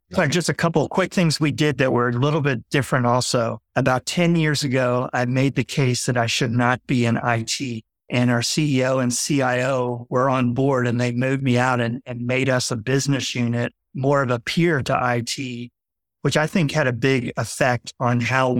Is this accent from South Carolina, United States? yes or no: no; Fort Lauderdale, Florida, United States; I had two brothers very close in age. We grew up in Fort Lauderdale